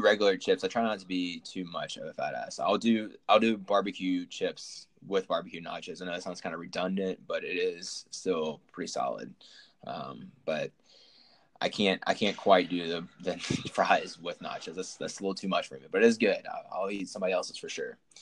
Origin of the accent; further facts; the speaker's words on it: Memphis, Tennessee, United States; now in Atlanta, United States; we're both from Memphis